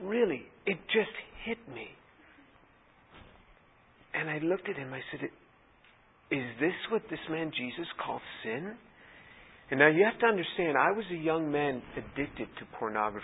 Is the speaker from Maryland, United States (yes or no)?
no; New York City, New York, United States; growing up in New York City